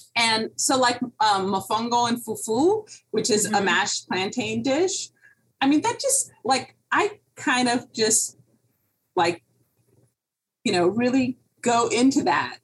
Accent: Miami Beach, Florida, United States; here in Miami. I grew up on Miami Beach

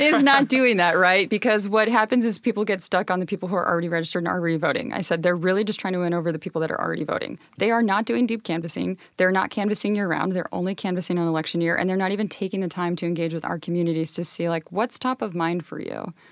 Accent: Pasco, Washington, United States; I grew up in Pasco near the Hanford site

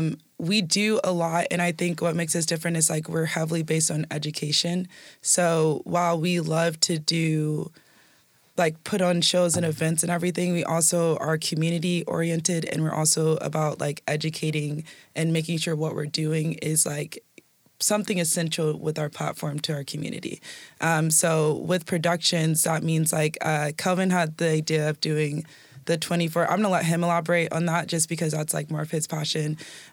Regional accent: Washington, United States; also born or lived in El Paso, Texas; But basically I was born in El Paso, Texas, and then I moved out here when I was young too. So I've been in different parts of Washington most of my life, but I'm a Washingtonian.

